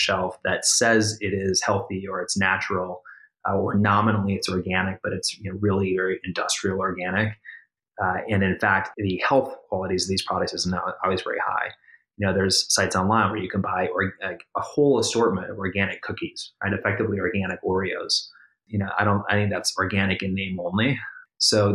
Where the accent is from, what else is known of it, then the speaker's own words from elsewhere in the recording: Minnesota, United States; moved away; I grew up in the Midwest myself. I grew up in Minnesota.